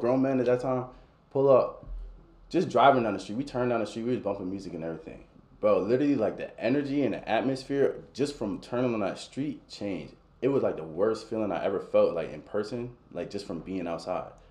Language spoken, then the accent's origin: English; Baltimore, Maryland, United States; born or raised there; moved away as an adult; now in Warrenton, United States